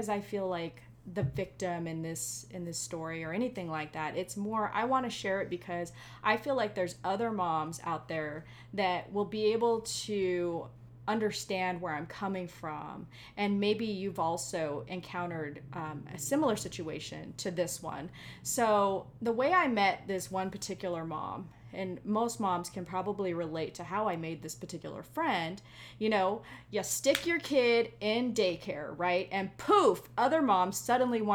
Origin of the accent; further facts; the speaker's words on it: Hawaii, United States; I am Hawaiian.